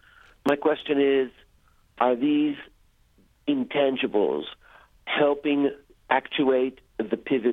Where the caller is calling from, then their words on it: Clarksville, Maryland, United States; I'm calling from Clarksville, Maryland